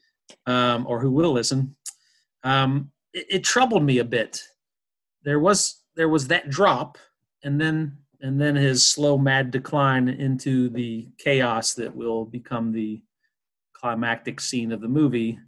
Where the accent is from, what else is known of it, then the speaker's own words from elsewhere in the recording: Louisville, Kentucky, United States; I'm from Louisville, Kentucky.